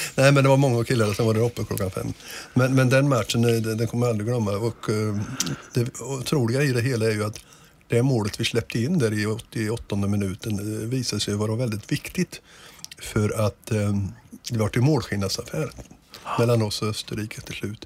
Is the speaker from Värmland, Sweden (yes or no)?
no; Degerfors, Örebro County, Sweden; moved away; also born or lived in Gothenburg; Jag är själv, själv uppväxt i Degerfors